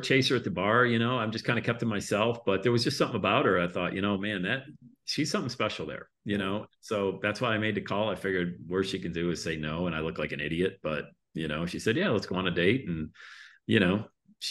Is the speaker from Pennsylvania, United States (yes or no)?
yes; Bradford, Pennsylvania, United States; moved away as an adult; also born or lived in Buffalo / Plattsburgh; growing up in Bradford, you know, we had food stamps for the longest time